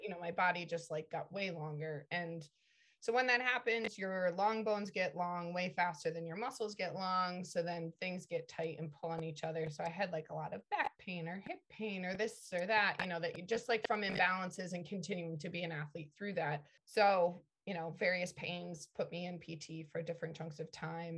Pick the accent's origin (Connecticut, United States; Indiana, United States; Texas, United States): Connecticut, United States; I grew up in Connecticut